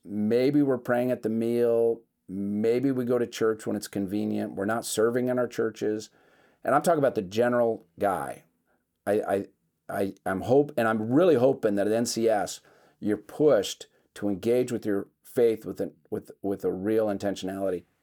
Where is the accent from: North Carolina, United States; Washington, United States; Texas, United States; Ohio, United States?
Washington, United States; Seattle; I'm from Seattle